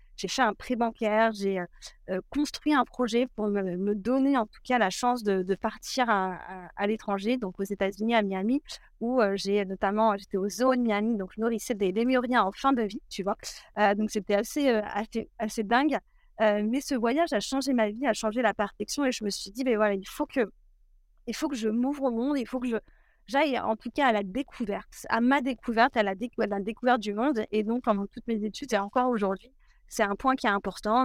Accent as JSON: {"language": "French", "area": "a small village near Cognac", "region": "Nouvelle-Aquitaine", "country": "France", "tie": "born or raised there", "said": "je viens d'un tout petit village à côté de, Cognac, d'une famille plutôt rurale, donc grandie autour des vignes"}